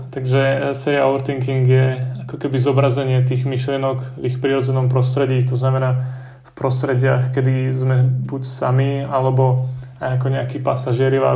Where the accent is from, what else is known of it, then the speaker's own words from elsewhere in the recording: Dobroč, Banská Bystrica Region, Slovakia; Pochádzam vlastne z Dobroči, čo je taká malá dedinka medzi Lúčencom a Detvou, obklopená takými horami a všetkými sladkými vecami.